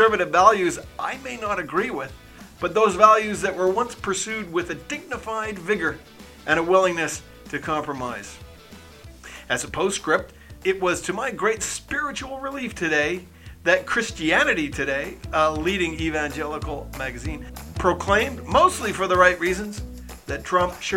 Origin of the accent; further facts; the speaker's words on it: Canada; As a Canadian